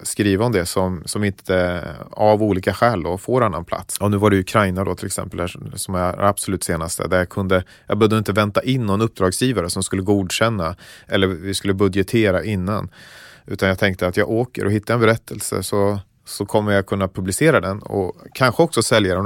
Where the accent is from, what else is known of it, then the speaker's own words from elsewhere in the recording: Gotland, Sweden; startat upp nya församlingar då på Gotland där jag växte upp